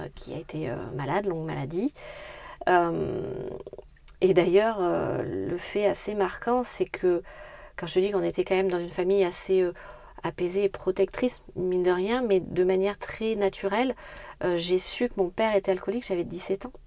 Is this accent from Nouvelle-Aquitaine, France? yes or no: yes; Brignac-la-Plaine, Nouvelle-Aquitaine, France; also born or lived in Brive-la-Gaillarde; Alors moi, j'ai grandi à Brignac-la-Plaine, donc plutôt dans le sud de la Corrèze